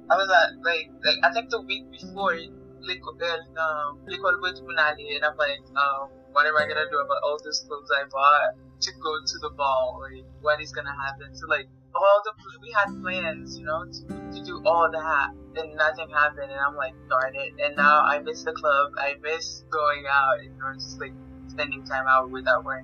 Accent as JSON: {"language": "English", "country": "Haiti", "tie": "born or raised there", "moved": "yes", "lives_now": "Connecticut, United States", "said": "I am college student. That's really my life. And I was born in Haiti. Now I live in Connecticut."}